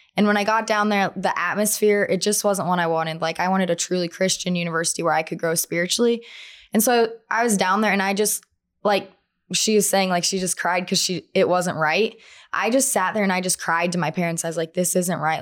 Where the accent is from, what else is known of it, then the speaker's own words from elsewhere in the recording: Twin Falls, Idaho, United States; I'm from Twin Falls, Idaho